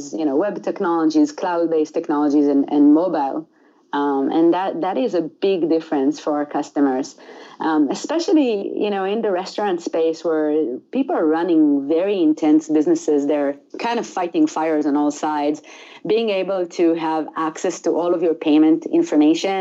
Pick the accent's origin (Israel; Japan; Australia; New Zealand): Israel; moved away as an adult; also born or lived in Italy; now in United States; I grew up in Israel. I was born in a small village in Israel